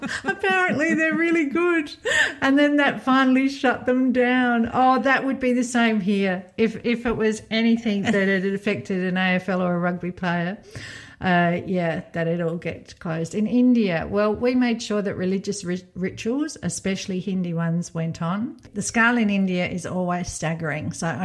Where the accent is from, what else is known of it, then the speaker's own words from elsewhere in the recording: Belgium; now in Poland; Like in my home country of Belgium, a lot of the kids would be better off.